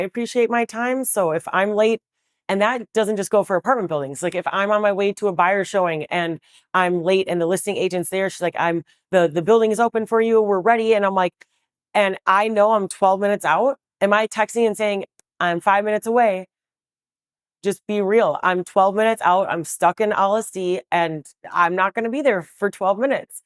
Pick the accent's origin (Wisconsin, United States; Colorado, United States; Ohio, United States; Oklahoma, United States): Wisconsin, United States; Milwaukee; moved away as an adult; also born or lived in Waukesha, Wisconsin; now in Chicago, United States; I was born in the city of Milwaukee on the South Side. I you know, went to elementary school there and then eventually went to high school in Waukesha